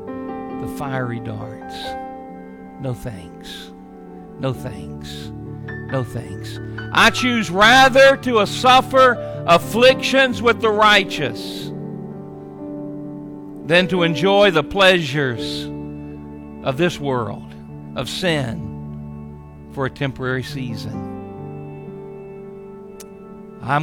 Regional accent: United States

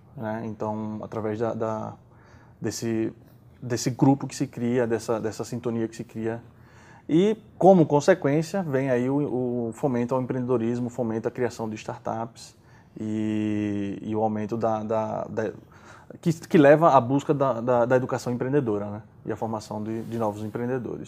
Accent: Maceió, Alagoas, Brazil; eu sou de, de, de Maceió, Alagoas

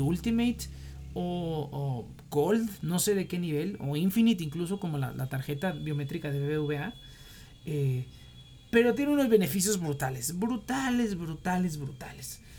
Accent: Mexico; como mexicano

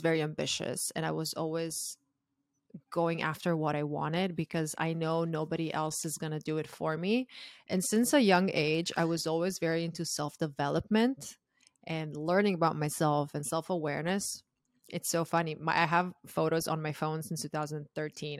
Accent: Croatia; moved away as an adult; now in United States; I'm originally from Croatia, and I moved to the U S when I was twenty-two

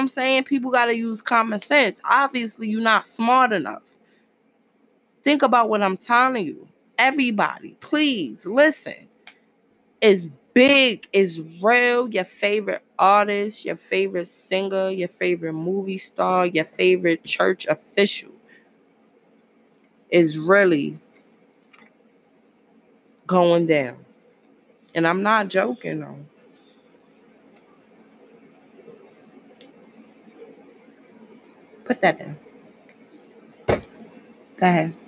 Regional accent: New York City, New York, United States; born or raised there; moved away

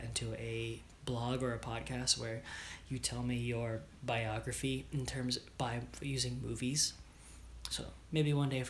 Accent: New York, United States; For some reason, I am Jewish from New York.

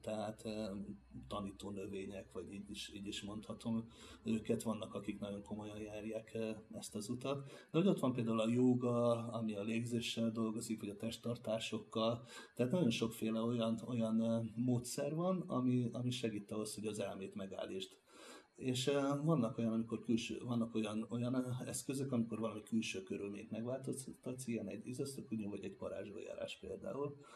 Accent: Hungary; mint magyar tátosként jutottam

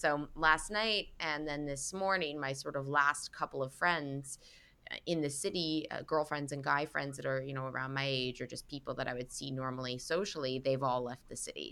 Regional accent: Vancouver, British Columbia, Canada; moved away as an adult; also born or lived in London / Toronto / Los Angeles; now in New York City, United States; I grew up in Vancouver

